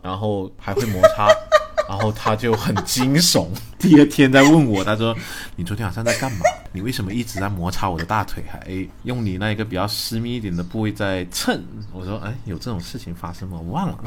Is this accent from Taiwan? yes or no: no; Guangdong, China; 我以为一个广东人